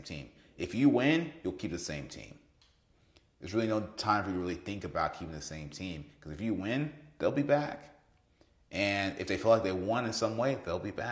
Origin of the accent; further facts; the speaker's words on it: Kansas City, Missouri, United States; I'm from Kansas City